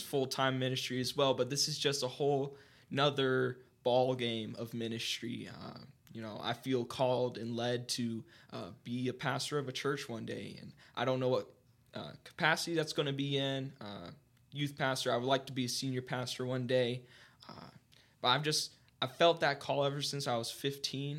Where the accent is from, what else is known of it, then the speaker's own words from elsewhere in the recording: Mount Vernon, Ohio, United States; I was born and raised in Mount Vernon my entire mm-hmm. life, Mount Vernon, Ohio.